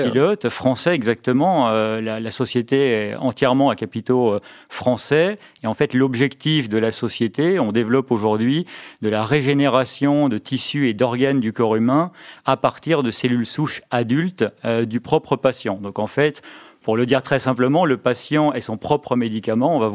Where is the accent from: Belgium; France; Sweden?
France; Mulhouse, Grand Est; moved away as an adult; je me suis un peu réimpatrié dans ma, dans ma région d'origine. Bon, retour à Mulhouse